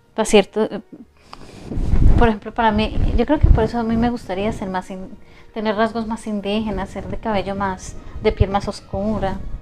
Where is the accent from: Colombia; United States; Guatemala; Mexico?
Colombia; moved away as an adult; now in Europe; por ser sudamericana y por ser de 40